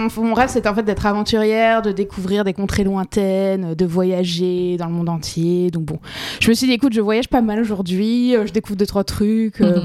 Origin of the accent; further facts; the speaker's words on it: Colmar, Grand Est, France; also born or lived in Toulouse / Les Pins, near Nice / New York; now in Miami, United States; j'ai grandi en Alsace, euh, c'était différent, c'était c'était froid. Ouais, dans une petite ville qui s'appelle Colmar